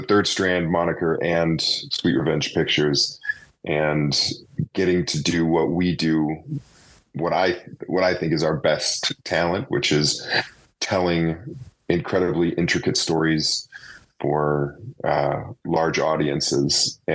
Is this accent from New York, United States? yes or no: no; Indianapolis, Indiana, United States; moved away; also born or lived in Zionsville, Indiana; I grew up in Indianapolis, and then my family moved to Zionsville after I graduated high school